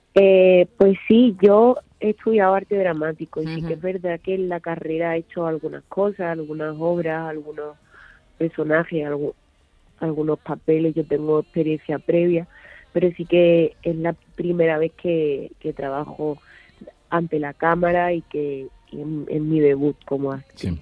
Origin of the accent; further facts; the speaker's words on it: Tarifa, Andalusia, Spain; Yo soy de Tarifa, Cádiz